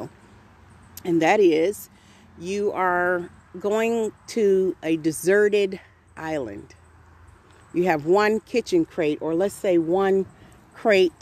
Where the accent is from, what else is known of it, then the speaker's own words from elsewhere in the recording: Waterbury, Connecticut, United States; moved away; I'm originally from Waterbury